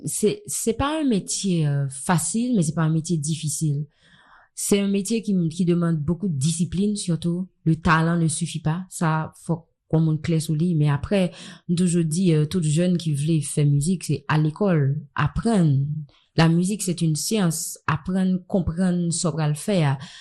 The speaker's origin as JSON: {"language": "French", "country": "Haiti", "tie": "born or raised there", "said": "j'ai grandi ici"}